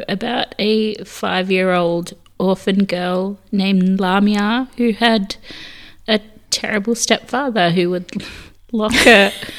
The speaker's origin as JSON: {"language": "English", "country": "Australia", "tie": "born or raised there", "said": "we've both grown up in Turkish households as Australian kids"}